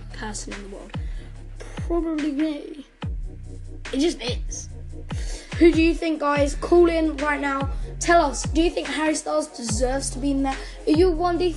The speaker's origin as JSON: {"language": "English", "country": "United Kingdom", "said": "I'm British"}